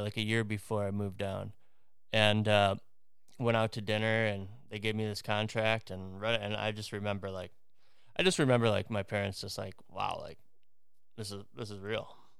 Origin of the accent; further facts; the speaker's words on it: Twin Lakes, Wisconsin, United States; now in Orlando, United States; I grew up in Twin Lakes, Wisconsin, which is, uh, right in between Chicago and Milwaukee, next to Lake Geneva